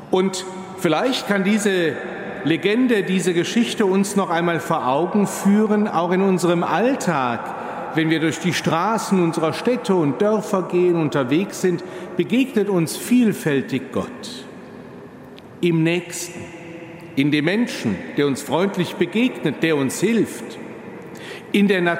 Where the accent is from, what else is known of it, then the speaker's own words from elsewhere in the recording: Cologne, North Rhine-Westphalia, Germany; Nicht nur in meiner Heimat, wenn man etwas außerhalb von Köln, dem Rheinland unterwegs ist